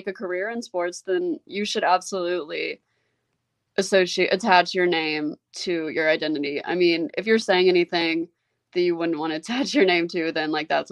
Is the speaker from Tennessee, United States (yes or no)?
yes; Memphis, Tennessee, United States; I wouldn't have wanted to be raised anywhere else. I think being raised here really helped like shape who I am.